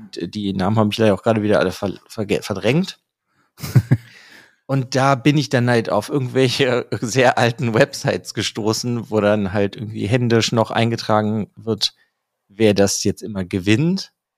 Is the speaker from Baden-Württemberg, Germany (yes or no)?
no; Bonn, North Rhine-Westphalia, Germany; wir als Bonner